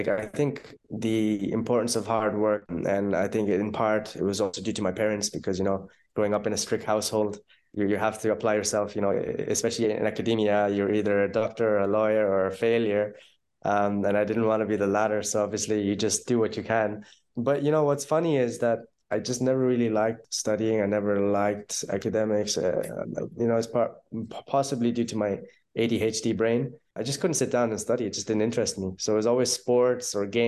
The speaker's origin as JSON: {"language": "English", "country": "Ireland", "tie": "born or raised there", "also_born_or_lived": "Pakistan / Netherlands / Bali / Dubai", "accent": "Irish", "moved": "as an adult", "lives_now": "Bulgaria", "said": "I was born in Pakistan. When I was around six, I moved to Ireland. My family's in Ireland now. We're pretty much based there. You might hear some of the Irish accent coming through."}